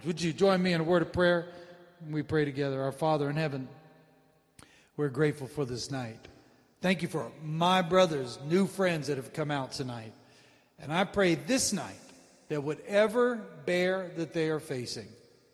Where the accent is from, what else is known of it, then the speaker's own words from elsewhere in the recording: San Antonio, Texas, United States; I was raised in San Antonio, Texas, home of the Alamo, birthplace of Texas